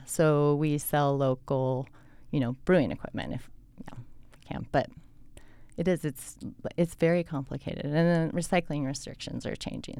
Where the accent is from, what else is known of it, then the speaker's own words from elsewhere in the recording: Colorado, United States; now in Salt Lake City, United States; I grew up in Colorado in a small town